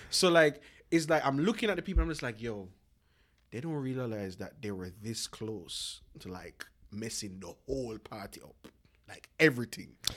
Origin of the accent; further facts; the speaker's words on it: Jamaica; moved away; me growing up in Jamaica